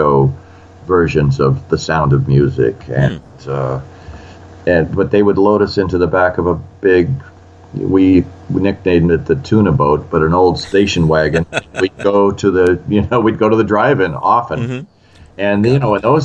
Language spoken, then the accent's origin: English; Olympia, Washington, United States; I grew up in Olympia, Washington